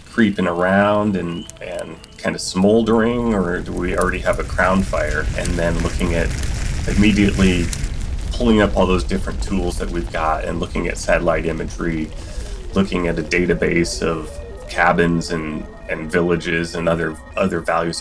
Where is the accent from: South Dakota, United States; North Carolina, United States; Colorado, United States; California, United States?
South Dakota, United States; Spearfish; moved away as an adult; also born or lived in Alaska; I grew up in the Black Hills of South Dakota, spearfish